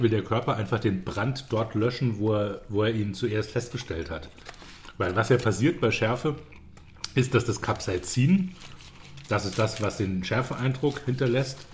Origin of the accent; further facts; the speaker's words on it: Zweibrücken, Rhineland-Palatinate, Germany; now in Munich, Germany; da, wo ich herkomme, Zweibrücken in der Pfalz